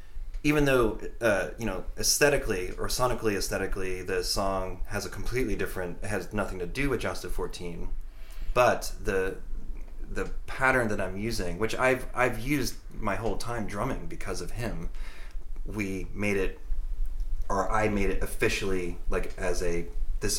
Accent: Connecticut, United States; we grew up in Connecticut

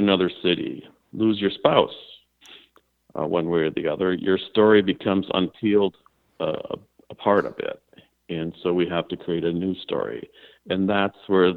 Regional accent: Minneapolis, Minnesota, United States; moved away; also born or lived in Oceanside, California / New York City; I was born in Oceanside, California. And when I was about a year old, my parents wanted to bring me back to Minneapolis, St. Paul

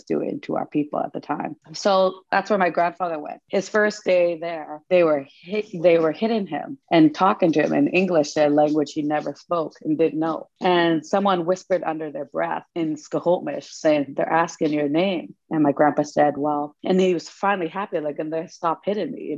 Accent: Cheakamus village, Squamish Valley, British Columbia, Canada; I come from the Chiakamas village up here in the Squamish Valley.

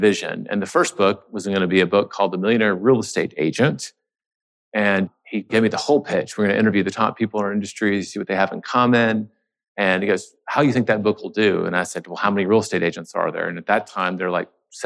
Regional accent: Memphis, Tennessee, United States; moved away as an adult; also born or lived in New York City; now in Austin, United States; I'm from the South originally, Memphis, Tennessee

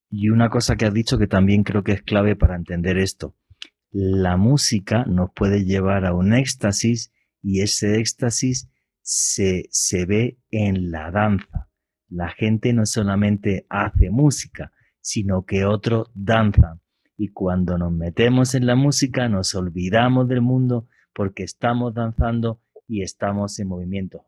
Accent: Andalusia, Spain; now in Colombia; de la región que yo soy del sur de España

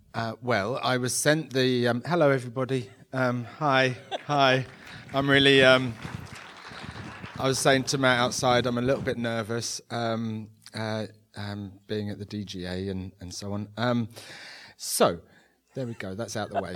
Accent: London, United Kingdom; I grew up in London without much means in the s, eighties and nineties

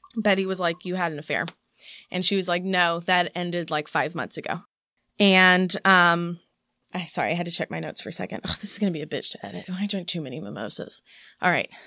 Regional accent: East Texas, United States; accent: Southern; moved away; also born or lived in Wylie, Texas / Houston, Texas; when I moved from East Texas to Wiley, that was when people started picking on me for having a Southern accent

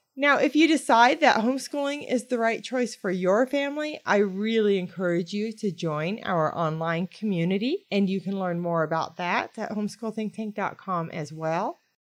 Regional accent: United States; I am from the United States

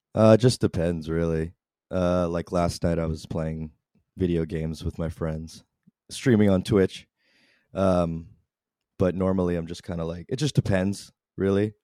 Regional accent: San Antonio, Texas, United States; I'm from San Antonio

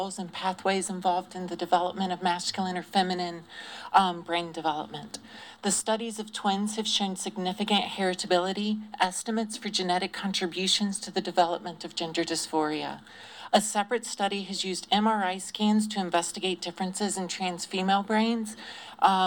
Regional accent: Greenville, South Carolina, United States; I was raised, I grew up in Greenville, South Carolina, in a very unaccepting family

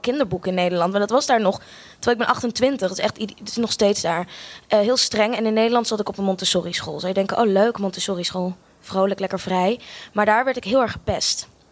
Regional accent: Australia; moved away; also born or lived in Amsterdam, Netherlands; Ik eh, ben eh, geboren in Amsterdam. Sorry, ik ben een heel groot deel van mijn leven opgegroeid ook in Australië

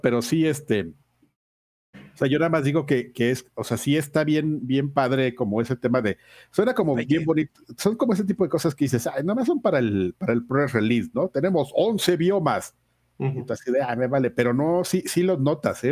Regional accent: Mexico; Yo soy un puro mexicano, nacido en esta tierra, en esta hermosa tierra, mi linda nación.

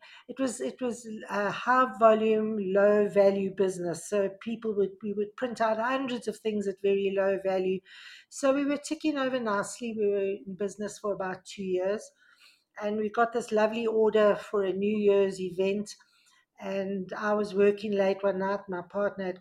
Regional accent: South Africa; growing up in South Africa was fantastic

